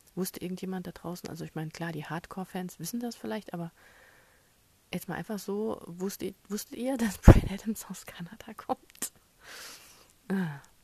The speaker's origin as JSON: {"language": "German", "country": "Germany", "said": "erstens bin ich Europäer, zweitens bin ich Deutscher"}